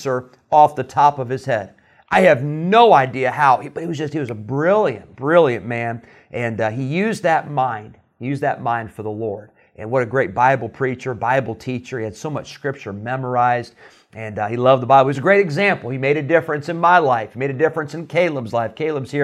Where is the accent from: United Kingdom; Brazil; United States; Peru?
United States; Santa Clara, California; I was born in Santa Clara, where Pastor Treiber is still the pastor